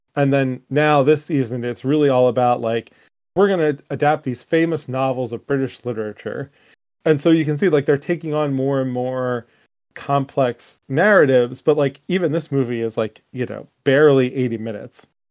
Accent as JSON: {"language": "English", "country": "United States", "said": "as an American"}